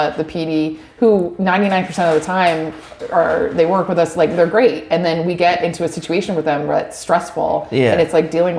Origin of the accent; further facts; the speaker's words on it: Rindge, New Hampshire, United States; moved away as an adult; also born or lived in Boston; now in Claremont, United States; I grew up in Ringe, New Hampshire, which is a really small town in southern New Hampshire.